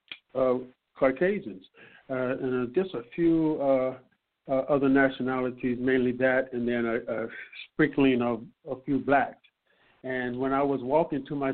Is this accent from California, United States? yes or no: yes; San Francisco, California, United States; I'm from Fillmore